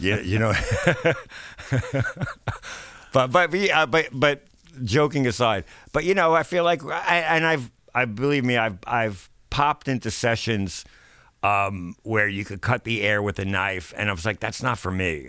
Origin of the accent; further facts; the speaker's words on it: New York, United States; growing up in New York